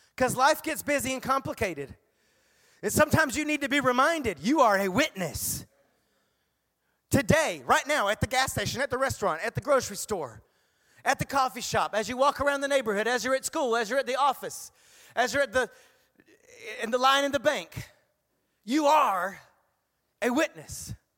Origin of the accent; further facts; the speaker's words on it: the South, United States; I grew up in the South, South, South